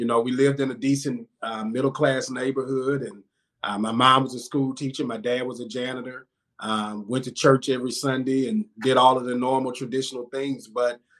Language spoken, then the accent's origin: English; Baton Rouge, Louisiana, United States; also born or lived in Jacksonville, Florida; I was born here in Baton Rouge, Louisiana, born and raised, and spent all of my life in the South.